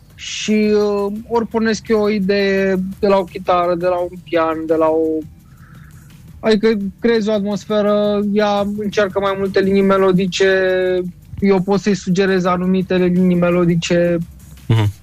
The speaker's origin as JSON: {"language": "Romanian", "country": "Romania", "said": "Sunt român"}